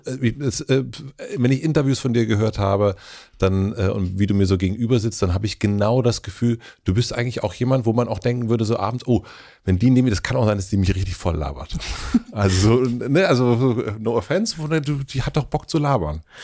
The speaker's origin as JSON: {"language": "German", "country": "Germany", "said": "wir sind ja beide Deutsche"}